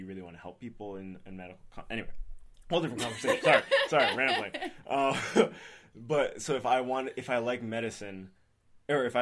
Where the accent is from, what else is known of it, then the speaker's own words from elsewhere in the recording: Lee, New Hampshire, United States; moved away as an adult; also born or lived in Boston, Massachusetts; now in Tampa, United States; I grew up in Lee, New Hampshire, and then I went to high school there at Oyster River